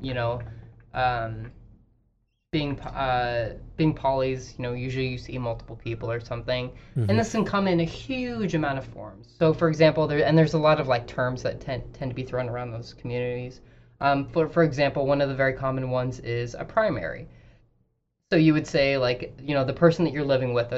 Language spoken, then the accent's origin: English; Idaho, United States; moved away; she makes fun of me for kind of growing up in Idaho